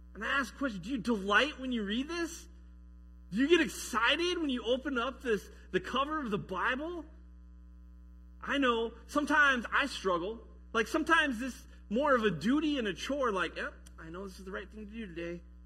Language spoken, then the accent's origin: English; Colorado, United States; also born or lived in Michigan; now in Sumner, United States; I grew up in Colorado